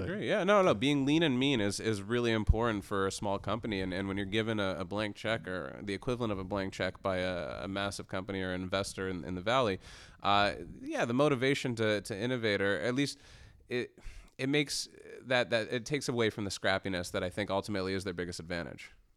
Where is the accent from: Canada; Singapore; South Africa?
Canada; as a Canadian and and being in the Canadian tech ecosystem